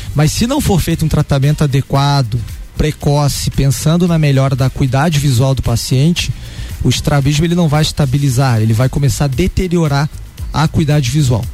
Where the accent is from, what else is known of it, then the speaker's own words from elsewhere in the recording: Curitiba, Paraná, Brazil; also born or lived in Rio de Janeiro, Brazil; Eu saí do Rio de Janeiro na infância, quando eu tinha 9 anos de idade, fui uhum. para Curitiba